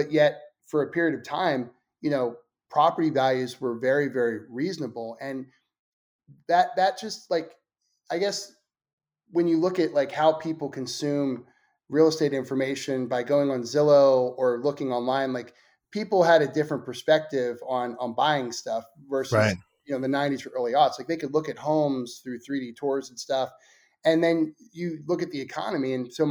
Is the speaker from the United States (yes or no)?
yes; Northeast, United States; You know, I'm from the Northeast, so I always think about property values in New York or in Boston